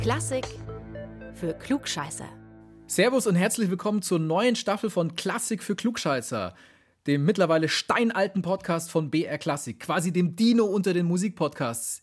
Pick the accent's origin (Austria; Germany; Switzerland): Germany; Augsburg, Bavaria; die Mozart-Quelle aus meiner Heimatstadt Augsburg